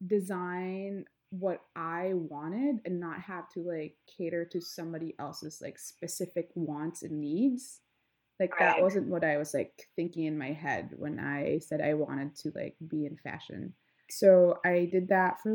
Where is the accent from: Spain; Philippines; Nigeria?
Philippines; Mimaropa; moved away; I grew up in this island called Palawan